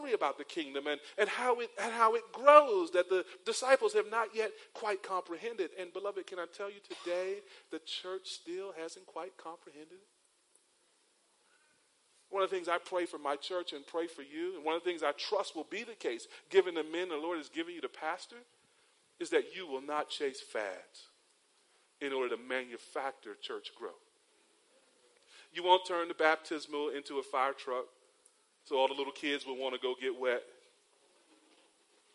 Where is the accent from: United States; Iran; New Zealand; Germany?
United States; 45 minutes from Charlotte, North Carolina; moved away as an adult; now in Cayman Islands; Charlotte's about a 45-minute drive from my hometown